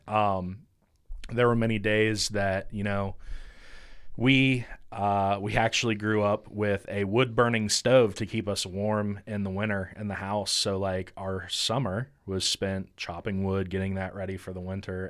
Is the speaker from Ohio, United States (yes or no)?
yes; Chillicothe, Ohio, United States; I grew up in Chillicothe, or Pillicothe, for, for those that know where that's